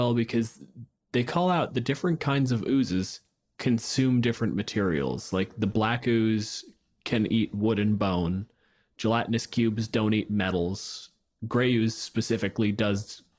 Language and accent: English; Canada